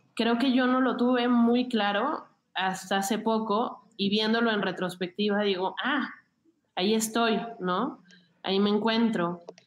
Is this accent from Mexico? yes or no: yes; Mexico City, Mexico; crecí muy cerca de Xochimilco